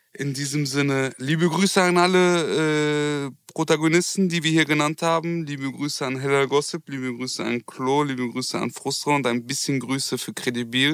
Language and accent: German; Germany; also born or lived in Turkey / Kurdistan; Ich bin Deutscher